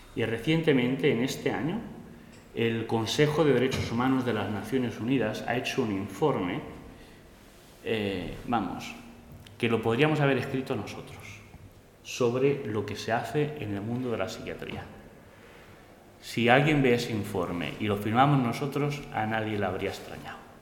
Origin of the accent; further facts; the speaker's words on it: Spain; soy español